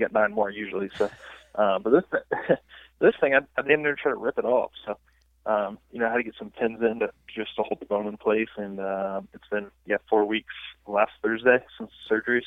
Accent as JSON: {"language": "English", "country": "United States", "said": "I'm an American. I'm an American through and through"}